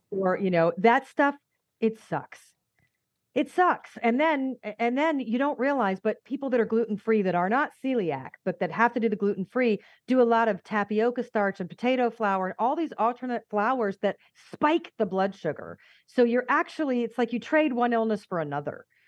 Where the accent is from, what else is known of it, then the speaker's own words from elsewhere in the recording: United States; accent: American; moved away as an adult; also born or lived in Atlanta; now in Malta; my American accent